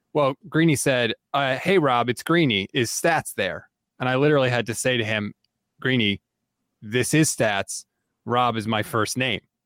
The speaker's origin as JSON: {"language": "English", "region": "East Coast", "country": "United States", "tie": "born or raised there", "said": "born and raised on the East Coast"}